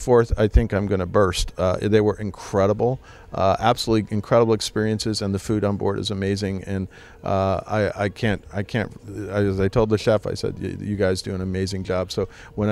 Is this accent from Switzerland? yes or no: yes; Switzerland; I grew up in Switzerland